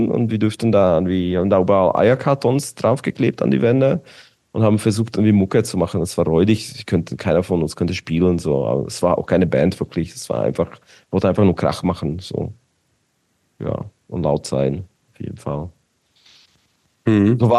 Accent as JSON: {"language": "German", "town": "Bratislava", "region": "Bratislava Region", "country": "Slovakia", "second_language": "German", "said": "ich komme aus Bratislava, Petržalka, Petržalka war quasi wie Mazan, so ein Gebiet"}